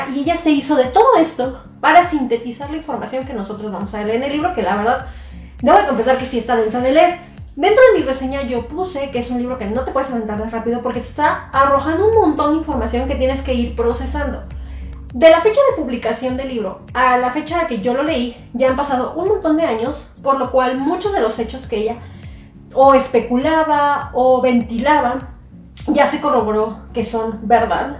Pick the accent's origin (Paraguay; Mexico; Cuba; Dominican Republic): Mexico; Yo soy de México